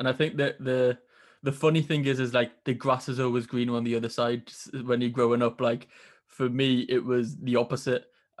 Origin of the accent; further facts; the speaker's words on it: Newcastle upon Tyne, North East England, United Kingdom; I'm from Newcastle, and obviously I've said on the podcast before, there's not many Asians around up here either.